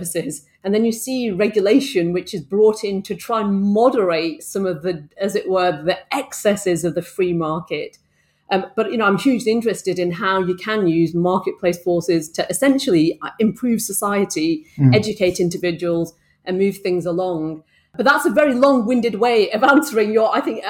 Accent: Bolton, North West England, United Kingdom; I grew up in Bolton in the northwest of England

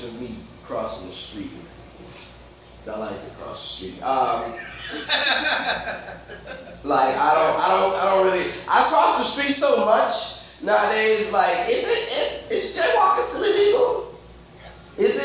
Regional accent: New Orleans, Louisiana, United States; I'm from New Orleans.

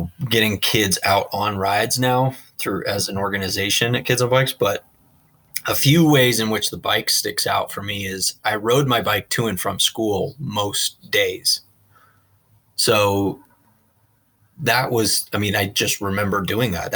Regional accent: Colorado Springs, Colorado, United States; also born or lived in Fort Collins; Born and raised in Colorado Springs

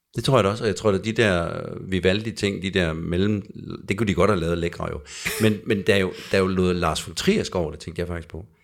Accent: Jutland, Denmark; jeg kommer fra Jylland

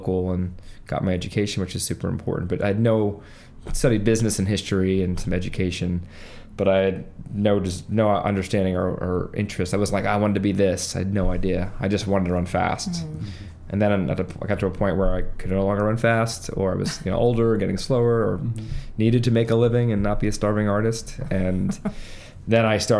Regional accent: Long Island, New York, United States; I'm from Long Island. I went to Chaminade High School

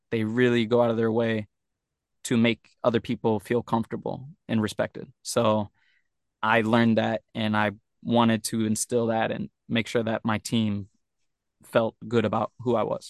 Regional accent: Turks & Caicos Islands; now in Japan; I come from Turks and Caicos. I want to do some crazy, weird stuff.

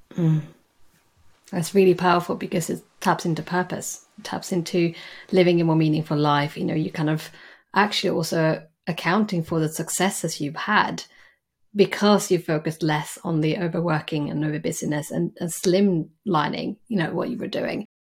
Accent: Sweden; moved away as an adult; now in London, United Kingdom; I am from Sweden

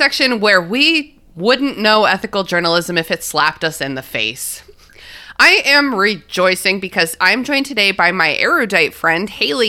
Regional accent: Australia; particularly considering Rupert Murdoch's as an Australian, our best export.

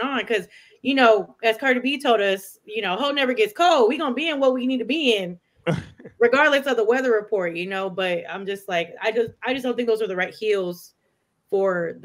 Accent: Texas, United States; growing up in Texas

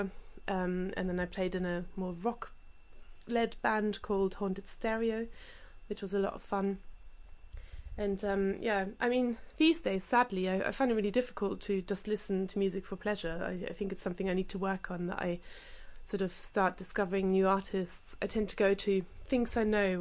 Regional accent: Germany; moved away; having grown up in Germany playing the accordion

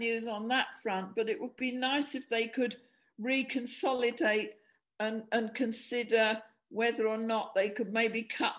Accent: Medway Towns, South East England, United Kingdom; I'm a student from Medway Towns.

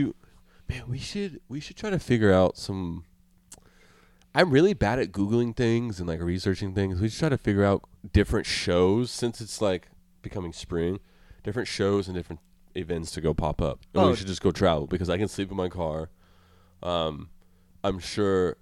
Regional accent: Colorado, United States; also born or lived in Florida; I moved from Florida to Colorado as a kid

